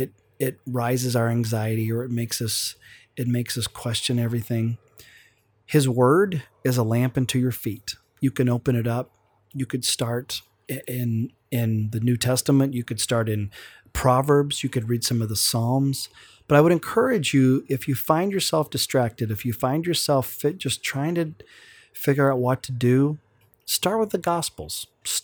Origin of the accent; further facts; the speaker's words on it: Oklahoma, United States; We're from Oklahoma, and so those accents just come back just like